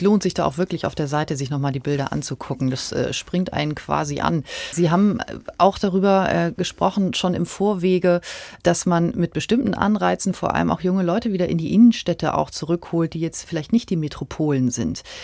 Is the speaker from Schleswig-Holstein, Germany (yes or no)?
yes; Quickborn area, Schleswig-Holstein, Germany; Ich komme aus der Gegend